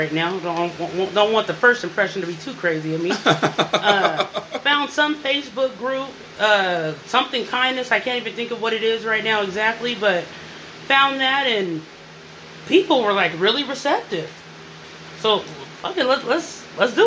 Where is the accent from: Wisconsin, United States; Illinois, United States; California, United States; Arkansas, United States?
California, United States; the Bay Area; moved away; also born or lived in Phoenix, Arizona / Portland; Born in Phoenix, grew up in California during the 80s crack epidemic